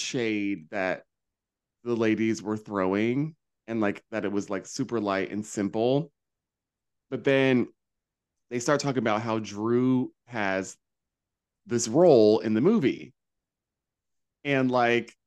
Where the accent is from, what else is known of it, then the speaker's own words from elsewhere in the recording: North Carolina, United States; moved away; also born or lived in Washington Heights, New York; when I grew up in North Carolina, I lived in many of a hood